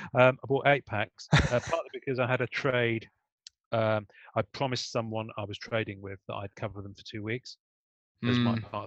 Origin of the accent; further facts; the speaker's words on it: England, United Kingdom; I'm English